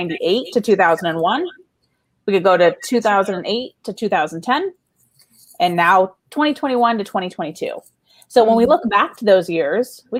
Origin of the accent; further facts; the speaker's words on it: Las Vegas, Nevada, United States; I was born and raised in Las Vegas